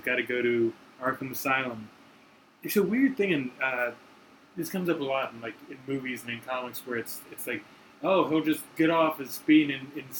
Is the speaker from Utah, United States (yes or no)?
no; right outside D.C., Virginia, United States; I grew up in Virginia and right outside D.C.